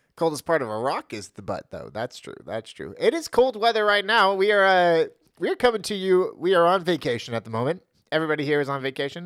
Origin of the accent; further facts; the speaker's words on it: Los Gatos, California, United States; I grew up on Los Gatos, uh, border, uh, in my early childhood.